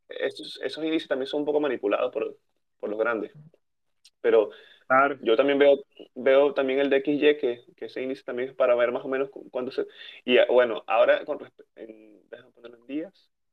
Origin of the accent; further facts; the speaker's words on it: Venezuela; moved away; Somos de Venezuela, que estamos en diferentes partes del mundo